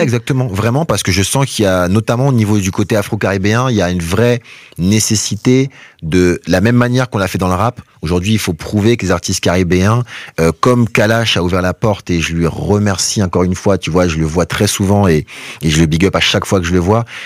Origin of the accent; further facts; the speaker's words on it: Guadeloupe; also born or lived in Paris; je suis de Guadeloupe, tu vois, à la base